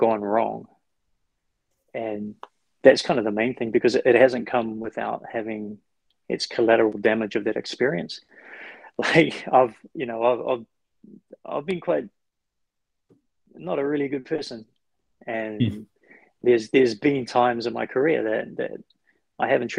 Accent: New Zealand; moved away; I come from New Zealand.

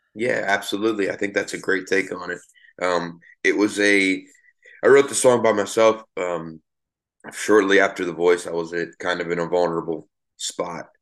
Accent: Miami, Florida, United States; I grew up in Miami, Florida

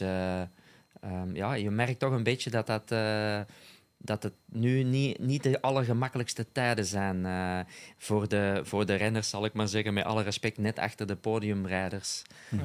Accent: Flanders, Belgium

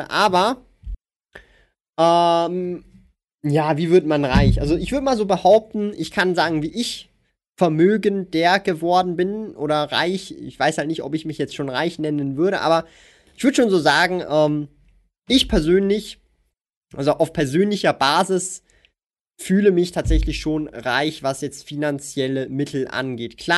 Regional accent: Switzerland; Hier auch sogar als Schweizer ist halt meine persönliche Meinung.

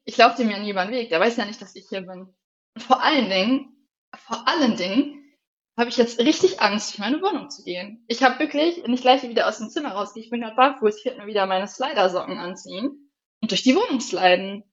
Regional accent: Northern Germany, Germany; also born or lived in near Regensburg; now in Bavaria, Germany; bei uns im Norden

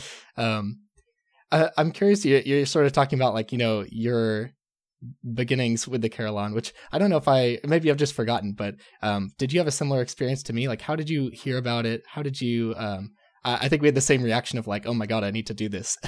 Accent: Texas, United States; moved away; growing up in Texas

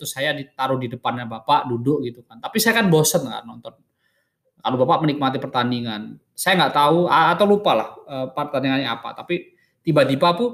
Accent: Purwantoro, Central Java, Indonesia; di kampung saya di lapangan Cetak Purwantoro Wonogiri itu tenggaranya Solo

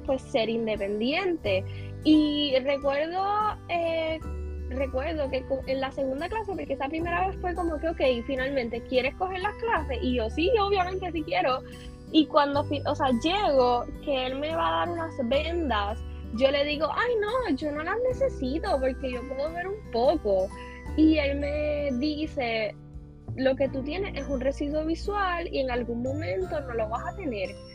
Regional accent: San Germán, Puerto Rico; en mi caso que soy de San Germán

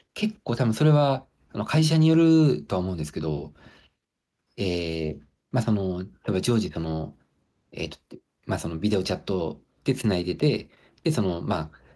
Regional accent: Hokkaido, Japan; moved away as an adult; also born or lived in Aomori / Sendai / Kobe / Kyoto; now in Ishigaki, Japan; 僕はなんかその北海道で、まあ、生まれ育って、で、青森、仙台、神戸で

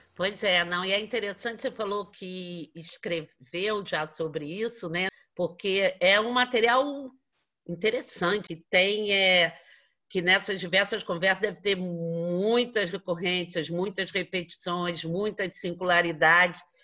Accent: Rio de Janeiro, Brazil; nós que somos da cidade do Rio de Janeiro

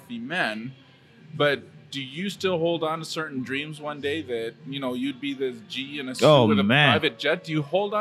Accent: Calgary, Alberta, Canada; I'm from Calgary

